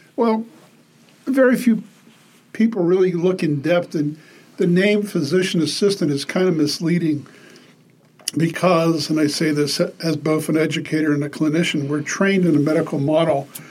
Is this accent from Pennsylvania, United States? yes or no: yes; Pittsburgh, Pennsylvania, United States; I grew up in Pittsburgh, Pennsylvania.